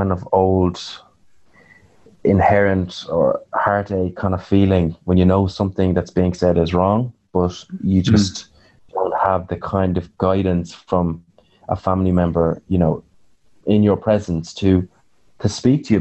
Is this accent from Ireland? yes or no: yes; Nenagh, Munster, Ireland; I'm from a small town in Tipperary